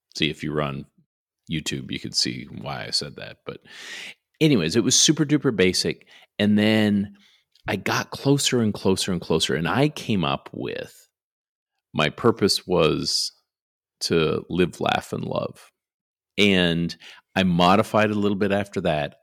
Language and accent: English; Canada; now in Garland, United States; I grew up in Canada